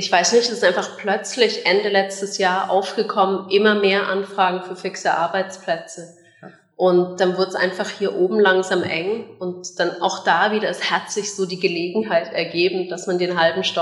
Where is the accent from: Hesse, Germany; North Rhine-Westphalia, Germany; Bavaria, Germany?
Bavaria, Germany; Munich; moved away as an adult; now in Bern, Switzerland; Wie man hört, keine Bernerin, äh, sondern ich bin eigentlich ursprünglich aus München und bin mit 18 dann in die Schweiz gezogen